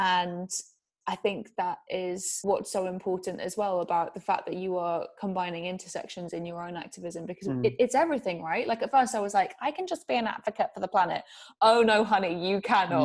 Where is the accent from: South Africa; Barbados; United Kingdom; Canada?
United Kingdom; England; I'm English